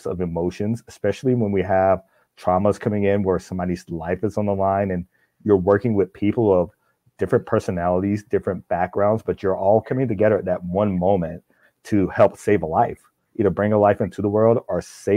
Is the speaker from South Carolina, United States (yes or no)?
yes; South Carolina, United States; moved away as an adult; now in New Ulm, Minnesota, United States; growing up in South Carolina